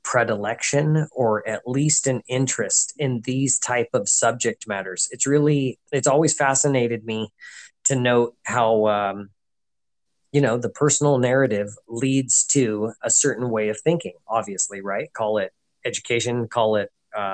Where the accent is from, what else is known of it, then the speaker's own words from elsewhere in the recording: United States; as an American